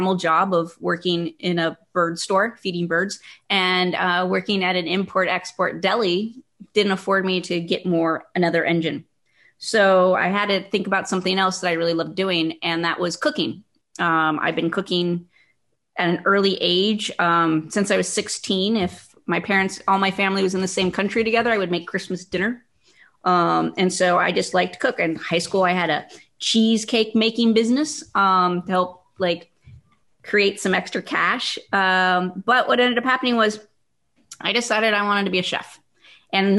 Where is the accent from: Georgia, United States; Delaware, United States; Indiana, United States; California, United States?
California, United States; Northern; I got a job when I was in high school because I don't get reactions to poison oak because I'm from Northern California.